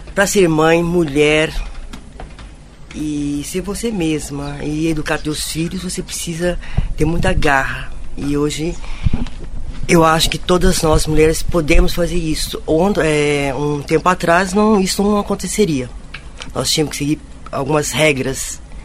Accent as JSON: {"language": "Portuguese", "region": "Minas Gerais", "country": "Brazil", "said": "venho de Minas"}